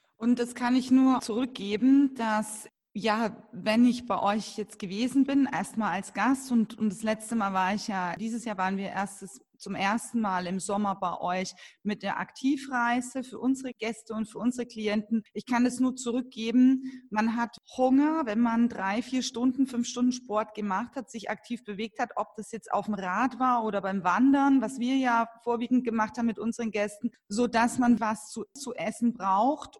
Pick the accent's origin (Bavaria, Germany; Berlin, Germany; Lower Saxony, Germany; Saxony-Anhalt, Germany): Bavaria, Germany; Franconia; ich komme ja aus dem Fränkischen